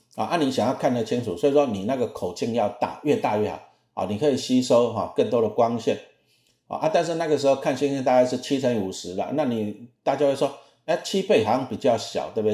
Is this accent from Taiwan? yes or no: yes; Taiwan; 我那时候小时候住北投，北投那时候很多水，水很干净，那水很干净就有萤火虫